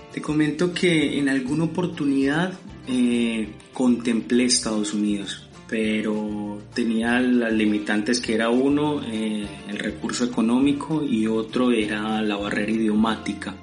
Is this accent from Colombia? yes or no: yes; Colombia; moved away as an adult; now in Argentina; mi país natal Colombia